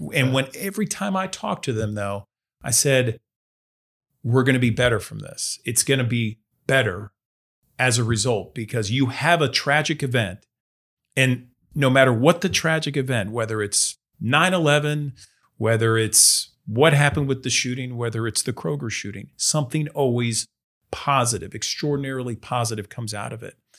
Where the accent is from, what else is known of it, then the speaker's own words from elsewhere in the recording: Boca Raton, Florida, United States; moved away; I grew up in South Florida